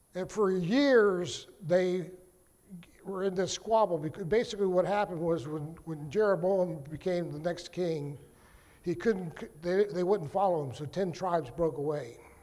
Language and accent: English; Virginia, United States; am from Virginia